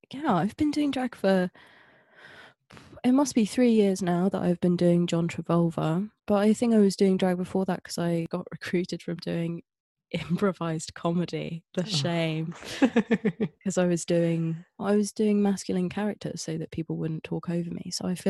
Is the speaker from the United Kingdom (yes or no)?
yes; Scotland, United Kingdom; now in England; I mean, I grew up in Scotland and then I moved down and I lost my accent and my entire family are Scottish.